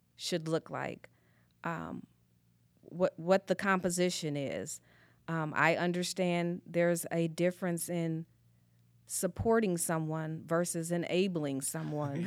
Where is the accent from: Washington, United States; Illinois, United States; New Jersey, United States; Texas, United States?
Illinois, United States; Springfield; moved away as an adult; now in Goodyear, United States; originally, I'm from the Midwest, actually a small little place called Springfield, Illinois